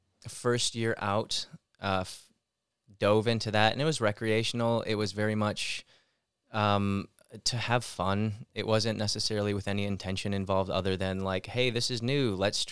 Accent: Lake Orion, Michigan, United States; now in Los Angeles, United States; From Lake Orion, Michigan, originally. Southeast Michigan, just north of Detroit area. Been out here since 2008.

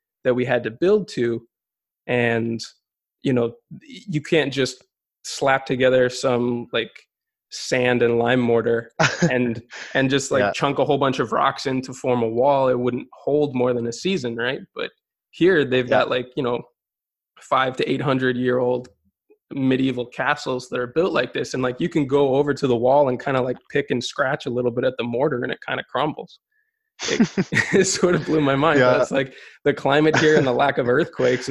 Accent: United States; also born or lived in Barcelona area, Spain; now in Barcelona, Spain; both of us growing up in the United States

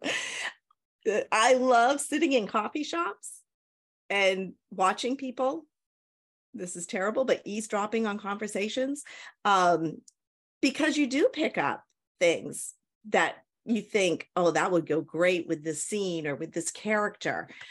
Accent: New Hampshire, United States; moved away as an adult; now in Tennessee, United States; I'm originally from New Hampshire in the United States, um, moved to Tennessee probably about seven years ago

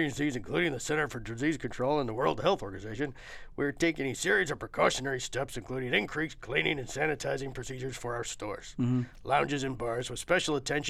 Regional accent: Florida, United States; I've grown up in Florida. I grew up in Florida.

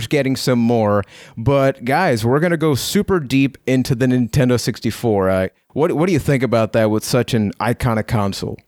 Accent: Puerto Rico; I am from Puerto Rico.

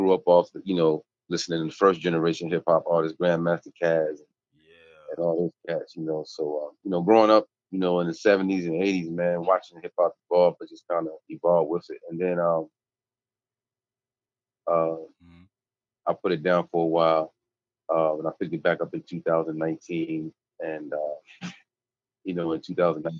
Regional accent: Seaford, Delaware, United States; now in Richmond, United States; I was born and raised in Seaford, Delaware

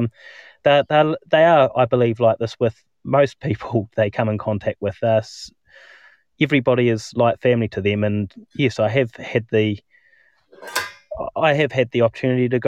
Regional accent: Timaru, Canterbury, New Zealand; I travelled 2 hours from my hometown, Timaru, to Christchurch

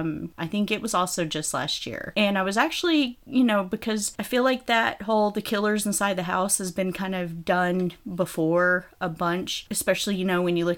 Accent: United States; being American

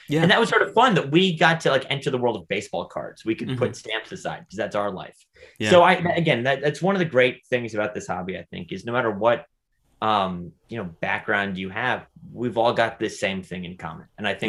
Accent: California, United States; also born or lived in New York; it was cool for me as a as a Californian and New Yorker

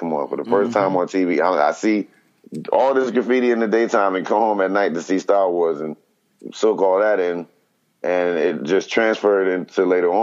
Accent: New Jersey, United States; I'm coming from New Jersey

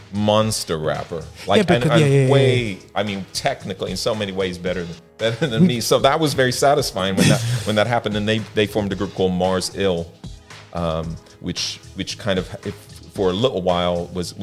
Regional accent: Ireland; born there; I was born in Ireland with a Californian mum and an Irish dad. So that's my weirdness in terms of my accent.

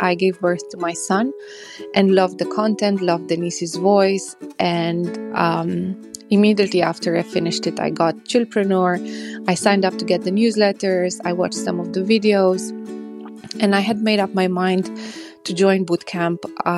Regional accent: Romania; I'm from Romania.

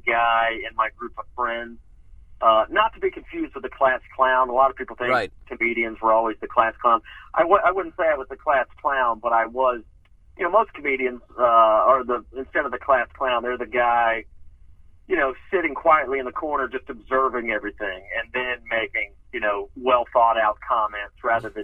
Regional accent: Atlanta, Georgia, United States; moved away as an adult; also born or lived in Nashville, Tennessee; now in Los Angeles, United States; I was born in Nashville, Tennessee, and my family moved to kind of the Atlanta suburbs when I was a child.

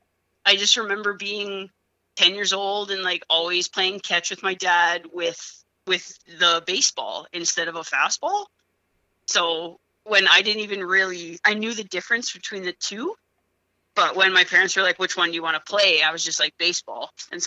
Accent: Saskatchewan, Canada; now in Rocky Mountain House, Canada; My family, we moved to Rocky from Saskatchewan.

